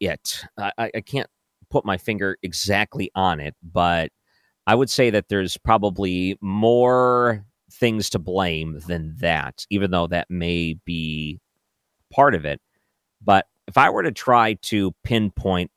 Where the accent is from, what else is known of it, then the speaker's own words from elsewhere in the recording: outside of the Detroit area, Michigan, United States; now in St. Louis, United States; I grew up outside of the Detroit area